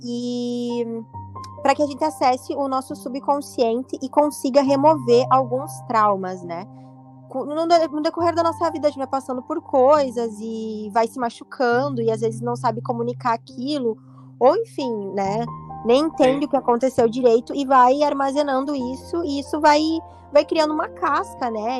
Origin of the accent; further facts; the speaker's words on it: Carazinho, Rio Grande do Sul, Brazil; accent: gaúcha; now in Rio de Janeiro, Brazil; eu moro aqui no Rio de Janeiro e é uma cidade grande, né? E eu vim de Carazinho, você percebe que quando a gente mora numa cidade pequena